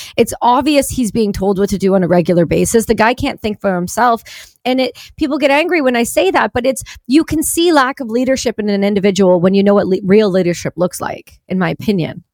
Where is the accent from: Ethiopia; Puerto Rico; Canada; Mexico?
Canada; I'm a Canadian